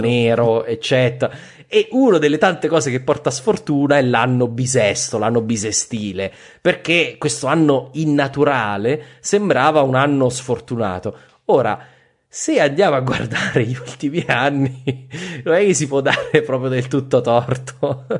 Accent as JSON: {"language": "Italian", "region": "Abruzzo", "country": "Italy", "said": "io sono abruzzese"}